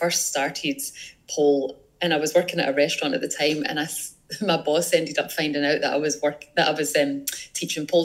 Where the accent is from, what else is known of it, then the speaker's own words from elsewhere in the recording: Scotland, United Kingdom; I'm from Scotland.